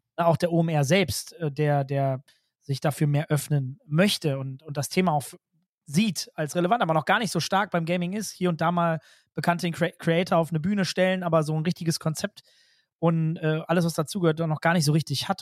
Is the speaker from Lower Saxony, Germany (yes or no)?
no; North Rhine-Westphalia, Germany; ich komme selbst aus NRW